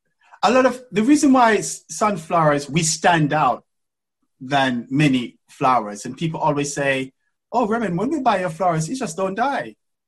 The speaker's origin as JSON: {"language": "English", "region": "England", "country": "United Kingdom", "said": "Because obviously you can imagine I come from England, I'm a black man, and you know, into this industry, which is very rare and very weird for a black man to be in."}